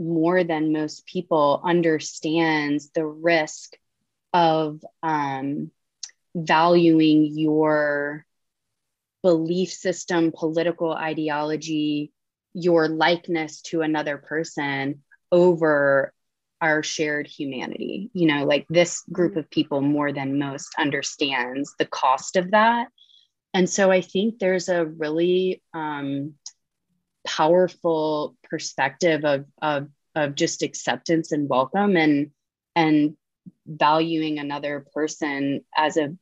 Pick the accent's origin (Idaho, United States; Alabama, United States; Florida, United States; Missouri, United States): Alabama, United States; Birmingham; now in Atlanta, United States; I'm Southern. I'm from Birmingham. I live in Atlanta